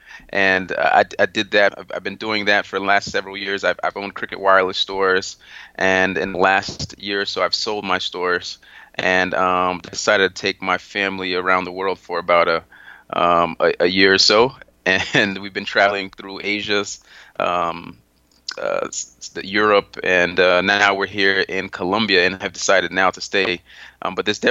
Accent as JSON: {"language": "English", "region": "South Florida", "country": "United States", "tie": "born or raised there", "also_born_or_lived": "Haiti", "said": "I'm originally from Haiti. That's my heritage. I was raised in South Florida"}